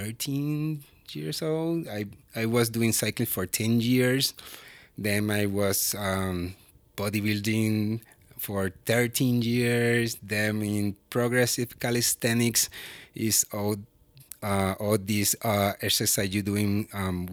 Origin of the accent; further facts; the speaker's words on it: Puerto Rico; moved away as an adult; now in Estes Park, United States; I'm coming from Puerto Rico.